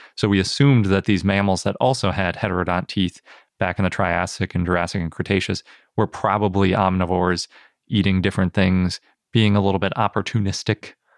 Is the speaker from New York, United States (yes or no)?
no; Wisconsin, United States; I'm from Wisconsin, and sometimes we make the A's a little bit that way